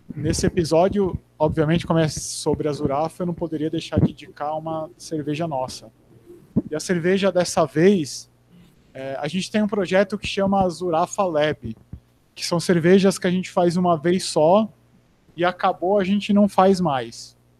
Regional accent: Americana, São Paulo, Brazil; moved away as an adult; eu nasci e morei em Americana até 20, 20 ou 22

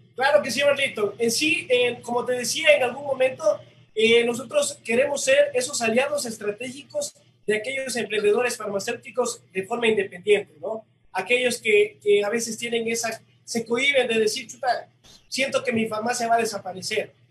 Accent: Loja, Ecuador; nosotros como ecuatorianos o como lojanos

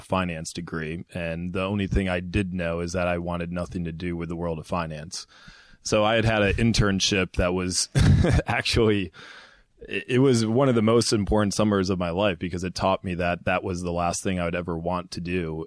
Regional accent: Ann Arbor, Michigan, United States; moved away as an adult; also born or lived in Indiana; I'm from Michigan originally, Ann Arbor, Michigan

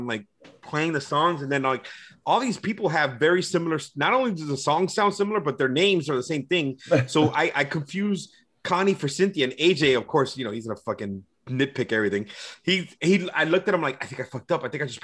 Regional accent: Miami, Florida, United States; also born or lived in Orlando; when I moved back in 06 from Orlando back home to Miami

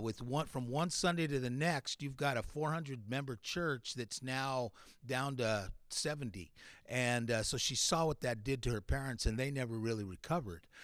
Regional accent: Latin American Bible Institute campus, California, United States; also born or lived in New Mexico; we grew up on the Latin American Bible Institute campus together, both fathers were professors, uh, so he's, like, a year older than me. So when we came to California from New Mexico, I was one year old

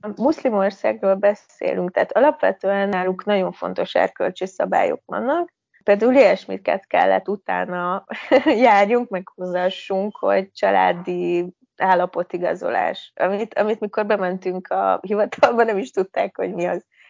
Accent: Debrecen, Hajdú-Bihar, Hungary; moved away as an adult; now in Tirana, Albania; mi ugye alapból debreceniek vagyunk, tehát onnan, onnan indultunk

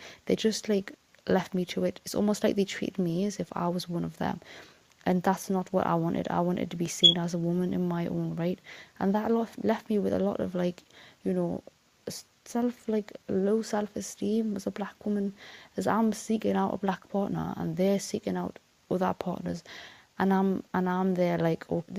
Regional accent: United Kingdom; also born or lived in Newcastle; a Fulani woman that's living in the UK, born and raised

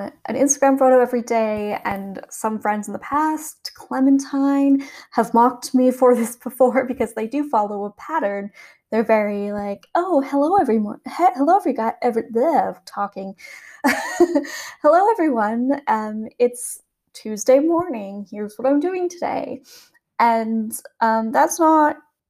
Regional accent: Calgary, Alberta, Canada; now in Worthing, United Kingdom; I'm originally from Calgary, Canada

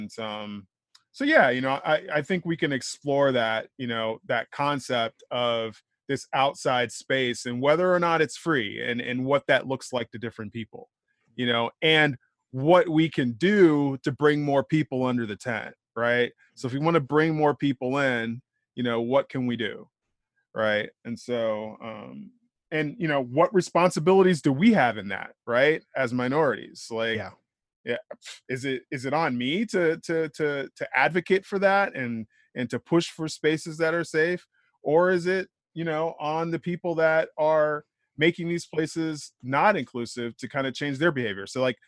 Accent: Midwest, United States; also born or lived in Ohio / East Coast; So I grew up kind of all over. You know, I was born in Ohio, mostly raised in the Midwest, did some time here on the East Coast. Family moved around a lot.

